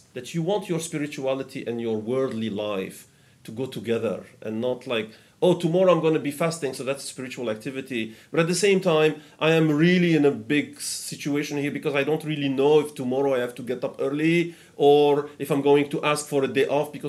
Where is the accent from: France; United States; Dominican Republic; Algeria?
Algeria; I am from Algeria.